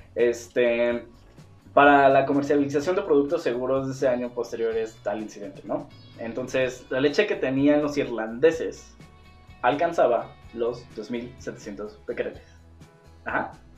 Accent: Mexico; somos mexicanos

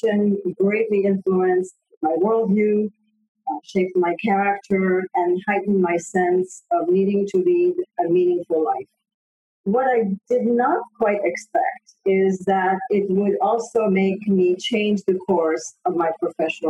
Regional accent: Paris, Île-de-France, France; also born or lived in Poland; now in United States; I was born in Poland after the war, of course, and we immigrated to France when I was 7 years old

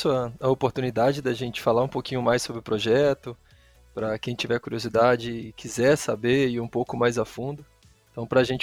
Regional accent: São Mateus, Espírito Santo, Brazil; eu sou do Espírito Santo.

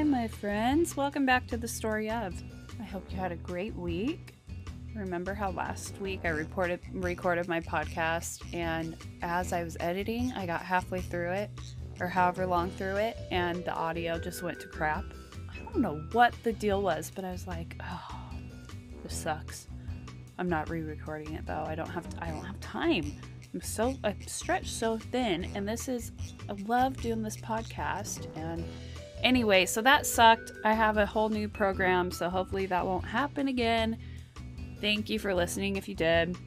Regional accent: Las Vegas, Nevada, United States; now in California, United States; I'm from Vegas

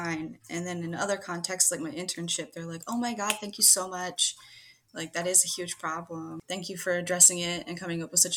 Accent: Pennsylvania, United States; I'm from the United States and from the good old state of Pennsylvania

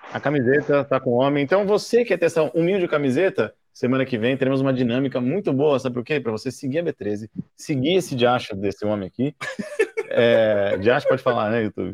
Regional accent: Brazil; eu sou do Brasil

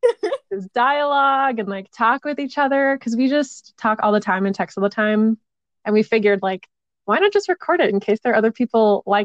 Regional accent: Twin Cities area, Minnesota, United States; I am from Minnesota. I am from the Twin Cities area, about 10 minutes between both cities.

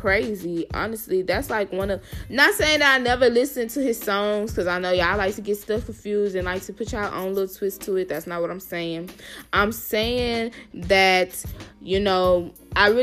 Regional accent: Houston, Texas, United States; now in Austin, United States; I'm from Houston, y'all. I'm so Houston

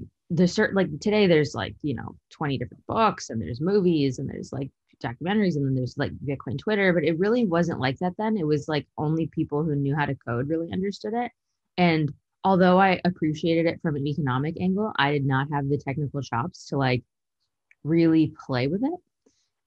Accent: San Bruno, California, United States; moved away as an adult; also born or lived in Utah / New York / Illinois; now in Texas, United States; I was born and raised in San Bruno, so it's like a smaller town outside of San Francisco.

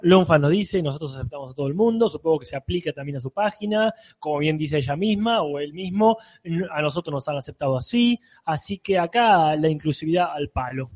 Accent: La Plata, Buenos Aires Province, Argentina; lo que somos acá de La Plata

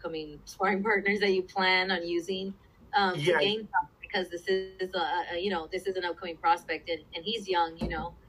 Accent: Coachella Valley, California, United States; I'm from the Coachella Valley

